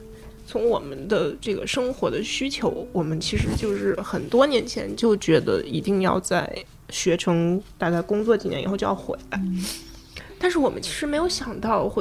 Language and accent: Chinese; China; 因为我作为中国人嘛，让我来做这个。